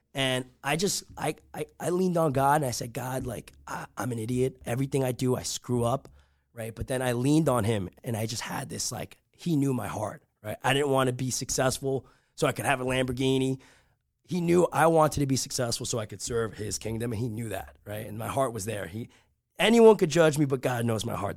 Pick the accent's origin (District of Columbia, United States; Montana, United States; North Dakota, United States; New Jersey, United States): New Jersey, United States; Rutherford; I grew up in Rutherford, New Jersey